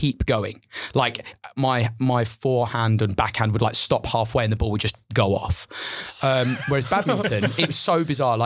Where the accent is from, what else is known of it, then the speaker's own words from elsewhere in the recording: Chelmsford, East of England, United Kingdom; So I was born in Chelmsford. And I was raised there literally my whole childhood.